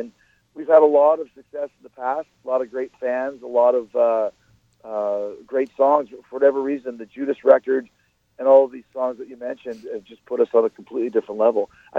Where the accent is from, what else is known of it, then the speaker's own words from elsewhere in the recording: Winnipeg, Manitoba, Canada; now in Tampa, United States; I always say I'm from Winnipeg, man, I'm from Canada. And I think that gives us a little bit of an extra edge because it is so freaking cold.